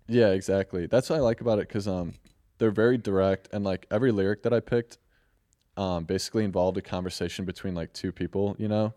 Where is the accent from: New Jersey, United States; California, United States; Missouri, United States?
Missouri, United States; St. Louis; I'm from Saint Louis, Missouri